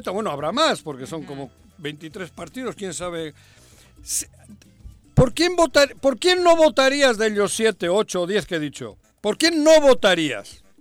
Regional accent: Jojutla, Morelos, Mexico; Ojojutla Porque, es mi tierra, También mi, tierra chica.

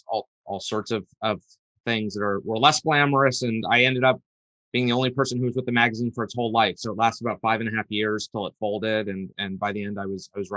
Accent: New York and Westchester County, United States; I grew up in New York and in Westchester County. And I went to high school in the Bronx

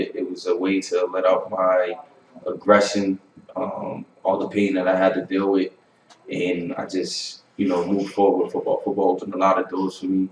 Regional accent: Boston, Massachusetts, United States; also born or lived in Holbrook, Massachusetts; I grew up in Dorchester

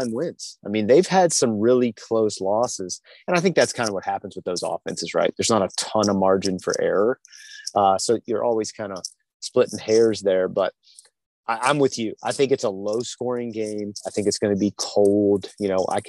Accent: Tappahannock, Virginia, United States; tiny town, Tappahannock, right outside of Richmond

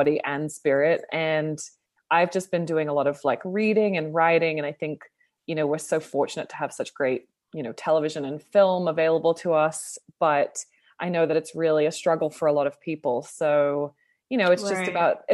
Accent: Sydney, New South Wales, Australia; also born or lived in Toronto, Canada; now in Los Angeles, United States; I'm Australian originally, but I was living in Toronto, Canada for about 6 years

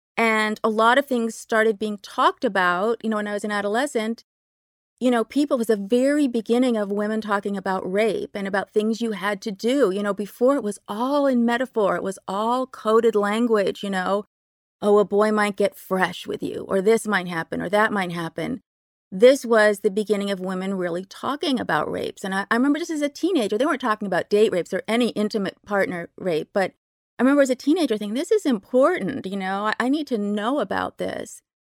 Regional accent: Berkeley, California, United States; I grew up in Berkeley, very lefty place

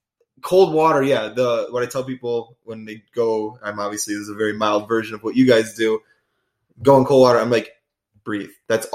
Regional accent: Illinois, United States; also born or lived in Wisconsin; because I grew up in Illinois, like Wisconsin, the whole Midwest. And so I've been surrounded by the Great Lakes my whole life.

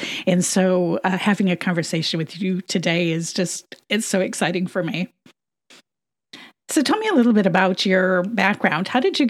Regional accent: Midwest, United States; now in Texas, United States; So I grew up in the Midwest and was not unaccustomed to many tribes.

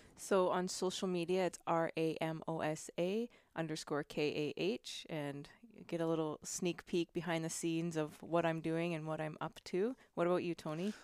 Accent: Canada; also born or lived in Spain / Italy / Germany; now in California, United States; born and raised in Canada and moved to Spain.

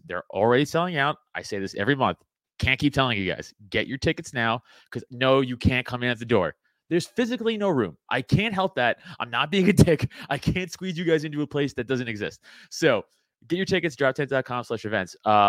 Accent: New York, United States; also born or lived in Staten Island; now in Pennsylvania, United States; I'm from New York, right? And then I moved from New York to PA.

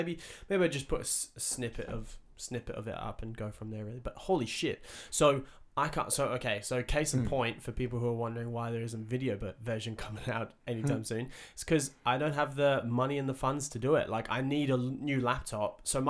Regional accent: England, United Kingdom; Like, I'm from England, right?

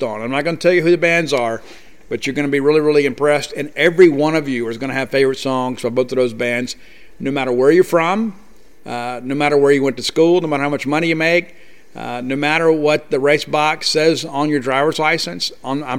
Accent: South Mississippi, United States; being from South Mississippi. We don't have any mountains in South Mississippi. I guess the closest thing we had in my hometown is Red Bluff

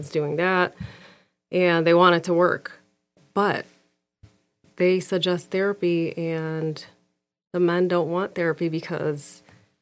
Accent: Alexandria, Alexandria Governorate, Egypt; moved away; also born or lived in Dearborn Heights, Michigan, United States; I grew up in Egypt, in Alexandria.

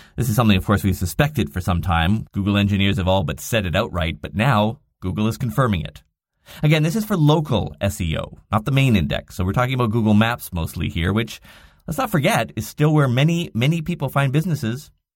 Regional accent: Canada; I'm Canadian

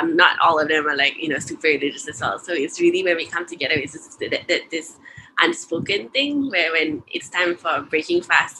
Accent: Indonesia; moved away; growing up in Indonesia, we had quite a playful like Ramadan

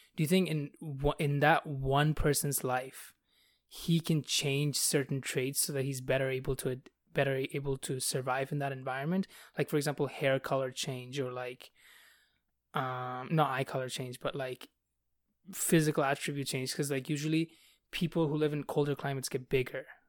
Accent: Bangladesh; now in Canada; I'm from Bangladesh where, like, nobody has blonde hair.

